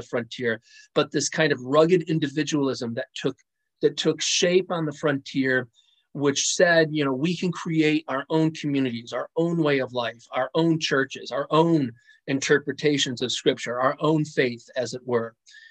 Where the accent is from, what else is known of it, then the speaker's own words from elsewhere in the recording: United States; As American Christians ourselves, for the most part, from a progressive persuasion